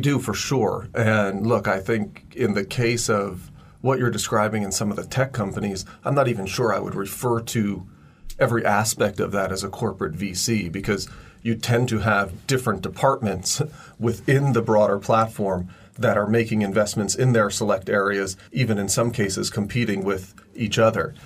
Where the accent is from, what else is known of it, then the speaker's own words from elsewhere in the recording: United States; now in China; I'm now in my 25th year since first moving to China. And, you know, I'm, I'm an American